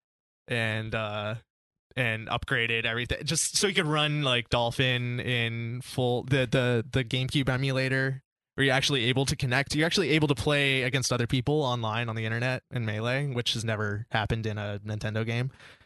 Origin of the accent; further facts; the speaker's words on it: North Carolina, United States; we're from North Carolina too. We grew up in North Carolina